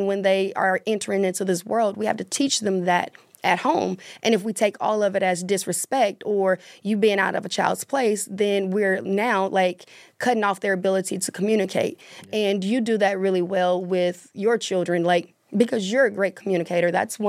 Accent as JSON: {"language": "English", "region": "the South", "country": "United States", "tie": "born or raised there", "said": "I was in a marriage for 17 years and I grew up in the South"}